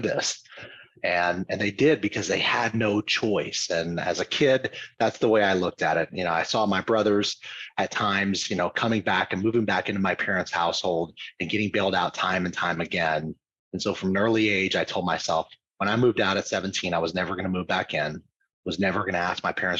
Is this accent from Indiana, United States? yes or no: no; Louisiana, United States; moved away as an adult; also born or lived in Dallas, Texas; I grew up in Louisiana.